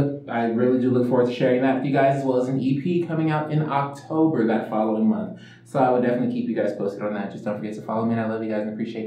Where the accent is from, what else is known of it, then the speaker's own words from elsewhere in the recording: Los Angeles, California, United States; I'm 22, and I'm an Angelino. I'm born and raised in Los Angeles, California.